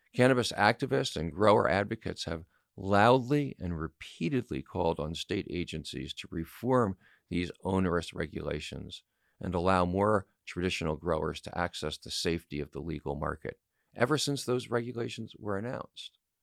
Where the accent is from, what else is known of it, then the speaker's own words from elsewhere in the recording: California, United States; my home state of California